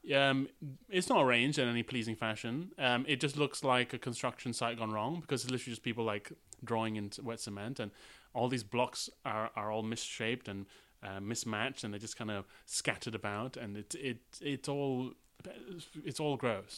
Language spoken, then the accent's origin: English; United Kingdom; As a British person